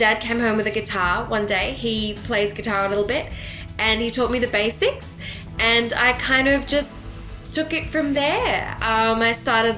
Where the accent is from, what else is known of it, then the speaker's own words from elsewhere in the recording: Sydney, New South Wales, Australia; I'm from Sydney as well. So right in the middle of the city.